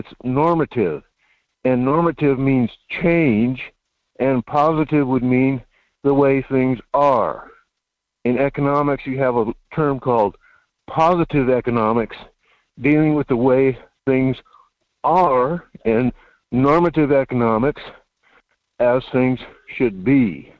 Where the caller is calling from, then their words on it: Fairbanks, Alaska, United States; Fairbanks, Alaska.